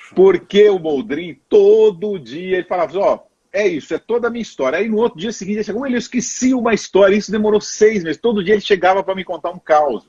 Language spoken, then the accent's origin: Portuguese; Belo Horizonte, Minas Gerais, Brazil; moved away as an adult; also born or lived in Montes Claros, Brazil / Rio de Janeiro, Brazil / Brasília, Brazil / São Paulo, Brazil; now in Boca Raton, United States; Sou, sou do norte de Minas. Eu nasci lá no norte de Minas e fui muito cedo viver em Belo Horizonte